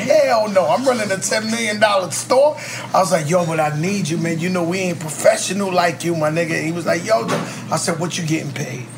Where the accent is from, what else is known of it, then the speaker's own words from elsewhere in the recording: New York City, New York, United States; now in Miami, United States; My home is the Bronx, New York.